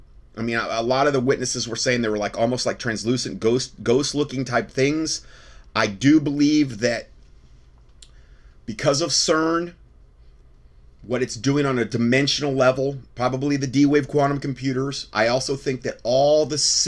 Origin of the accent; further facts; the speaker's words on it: Fort Myers, Florida, United States; I'm from Fort Myers